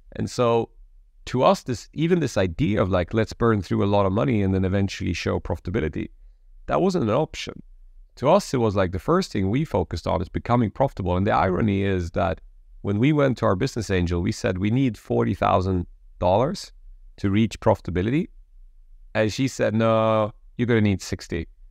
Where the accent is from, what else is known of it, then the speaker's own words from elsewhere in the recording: Sweden; I'm an immigrant kid, Polish background, born and raised in Sweden.